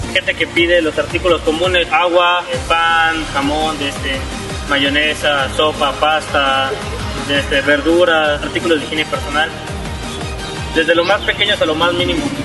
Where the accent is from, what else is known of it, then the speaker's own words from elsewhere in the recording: Ciudad Victoria, Tamaulipas, Mexico; en Ciudad Victoria, que es mi ciudad natal, eh, Tamaulipas